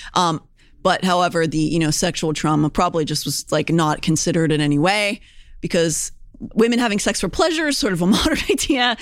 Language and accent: English; Pennsylvania, United States; Pennsylvanian, born and bred